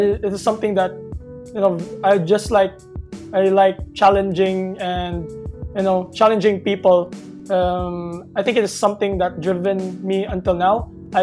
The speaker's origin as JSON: {"language": "English", "town": "Cebu City", "region": "Central Visayas", "country": "Philippines", "tie": "born or raised there", "said": "I was born and raised here in Cebu."}